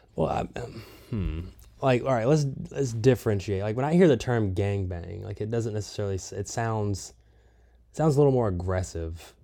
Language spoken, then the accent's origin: English; Southeast, United States; now in California, United States; I am from the Southeast. I am currently living in a van in California